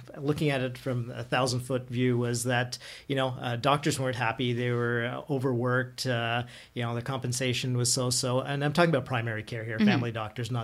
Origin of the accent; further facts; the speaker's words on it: Ottawa, Ontario, Canada; also born or lived in Toronto; moving back to Ottawa, which I'm born and raised